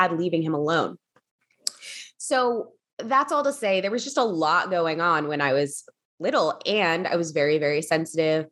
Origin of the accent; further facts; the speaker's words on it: Philadelphia, Pennsylvania, United States; moved away as an adult; also born or lived in Los Angeles; I grew up in Philadelphia